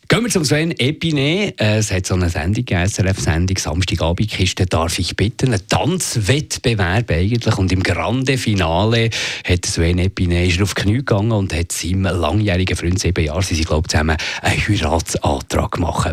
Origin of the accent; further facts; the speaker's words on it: Zürcher Unterland, Zurich, Switzerland; Ich komme aus dem Zürich-Unterland